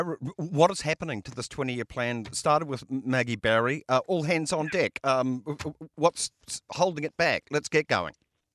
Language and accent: English; Northland, New Zealand; when I was growing up in Northland